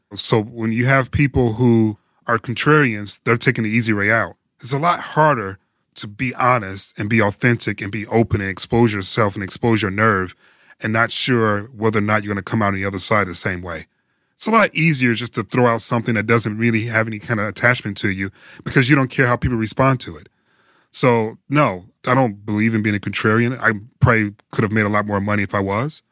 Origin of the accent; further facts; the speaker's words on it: Detroit, Michigan, United States; I'm from Detroit.